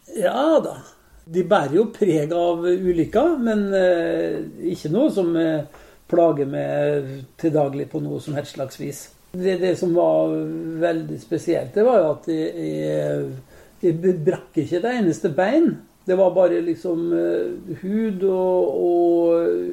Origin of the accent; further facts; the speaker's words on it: Molde, Møre og Romsdal, Norway; now in Oslo, Norway; Jeg er jo født og oppvokst i Storgata 15